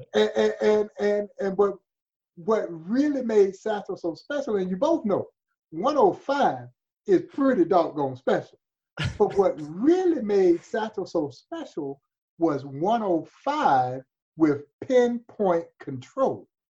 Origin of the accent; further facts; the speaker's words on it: Crawfordville, Georgia, United States; moved away as an adult; also born or lived in Kansas City area, Missouri; now in Kansas City, United States; I've lived in this part of the country longer than I did my my roots growing up in Georgia because I left Georgia when I was 18 years old and never went back home